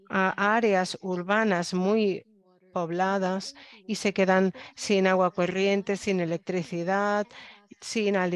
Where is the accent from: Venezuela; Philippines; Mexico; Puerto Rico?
Philippines; Spanish is a second language; Yo crecí en Filipinas y el tema del cambio climático no era fácil, pero ahora veo cómo suben los niveles del mar